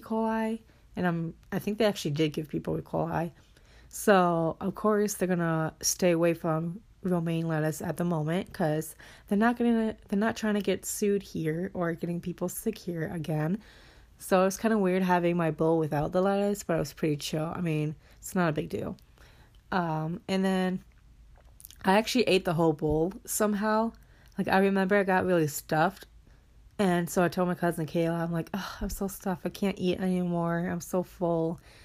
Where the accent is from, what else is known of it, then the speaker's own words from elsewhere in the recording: Minnesota, United States; moved away as an adult; I'm at my hometown right now. So, just chilling. I'm at my house that I grew up